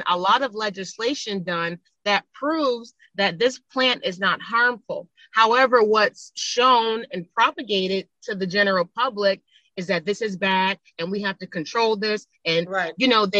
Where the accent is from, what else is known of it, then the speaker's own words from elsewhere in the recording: Buffalo, New York, United States; moved away as an adult; now in Los Angeles, United States; I grew up in Buffalo, New York in the 90s